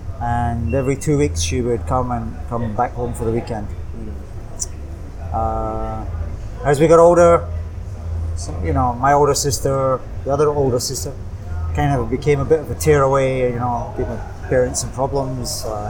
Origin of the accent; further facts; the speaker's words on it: Kilmarnock, Scotland, United Kingdom; moved away as an adult; also born or lived in Aberdeen / Singapore; now in Bangkok, Thailand; I grew up in a place called Kilmarnock in Scotland. Southwest Scotland, about 23 miles from Glasgow. Mm. Fairly small town, kind of light industry. Used to be a coal mining area.